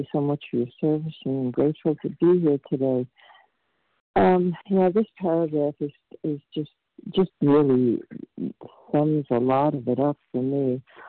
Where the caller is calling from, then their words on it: Vermont, United States; I'm calling from Vermont.